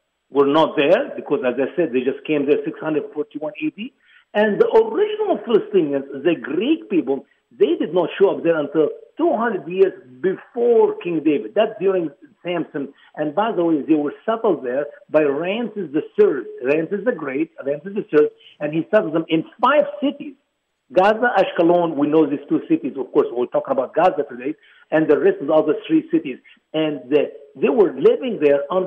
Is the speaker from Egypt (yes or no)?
yes; Egypt; now in United States; my home country, Egypt.